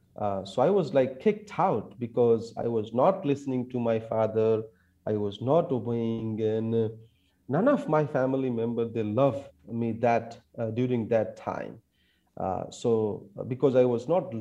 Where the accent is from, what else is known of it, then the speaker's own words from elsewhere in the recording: India; I wanted to be in an Indian army to serve our country.